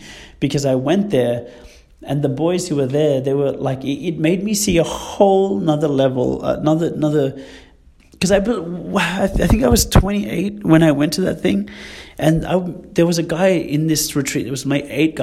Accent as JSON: {"language": "English", "town": "Sydney", "region": "New South Wales", "country": "Australia", "tie": "born or raised there", "said": "growing up in Western Sydney"}